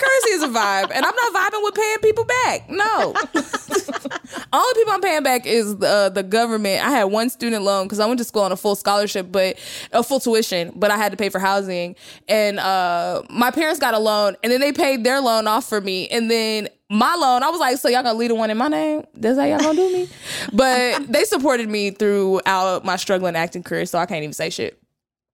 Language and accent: English; Texas, United States; I'm from Texas.